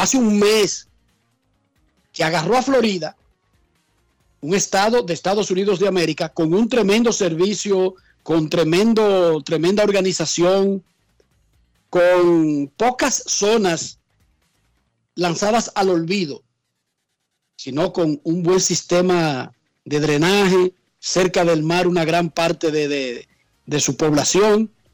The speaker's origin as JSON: {"language": "Spanish", "country": "Dominican Republic", "said": "como somos los dominicanos"}